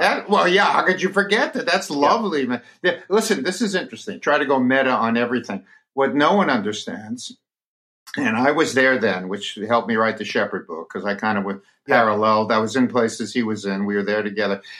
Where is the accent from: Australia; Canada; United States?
United States; New York City, New York; now in Carmel, United States; I grew up and in Brooklyn reading Al Aronowitz in the New York Post.